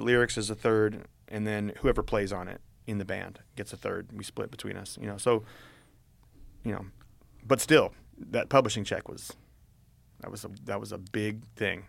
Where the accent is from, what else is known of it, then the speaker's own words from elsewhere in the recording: Berkeley, California, United States; growing up in Berkeley